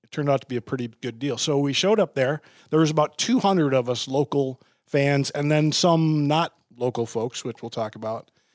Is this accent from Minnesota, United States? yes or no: yes; Bloomington, Minnesota, United States; I grew up in Bloomington